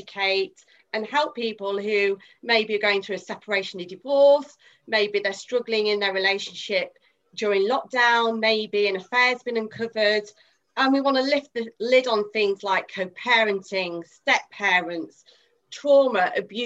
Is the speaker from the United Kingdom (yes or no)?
yes; Midlands, United Kingdom; I'm from the Midlands